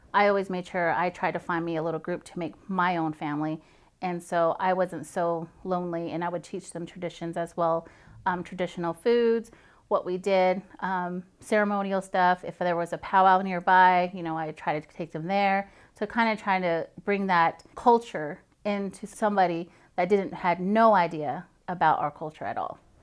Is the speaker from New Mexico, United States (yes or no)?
yes; Farmington, New Mexico, United States; now in Fort Riley, United States; I'm originally from Farmington, New Mexico, the Four Corners area.